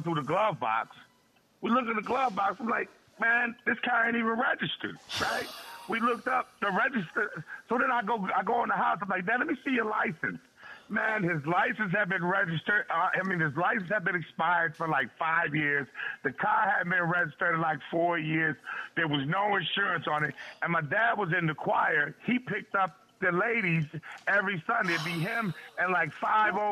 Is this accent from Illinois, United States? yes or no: yes; Chicago, Illinois, United States; now in Rhode Island, United States; I'm from Chicago